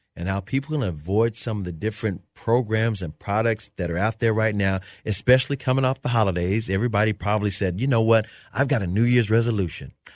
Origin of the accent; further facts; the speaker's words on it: Memphis, Tennessee, United States; now in Dallas, United States; I grew up in Memphis